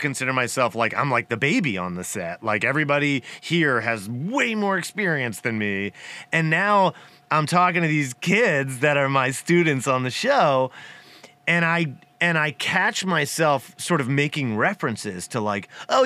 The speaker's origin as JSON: {"language": "English", "town": "Abington", "region": "Pennsylvania", "country": "United States", "tie": "born or raised there", "moved": "yes", "lives_now": "California, United States", "said": "growing up in Philly"}